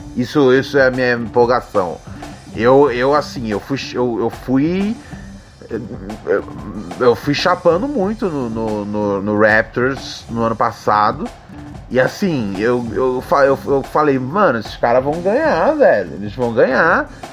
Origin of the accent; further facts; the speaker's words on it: Brazil; eu sou brasileiro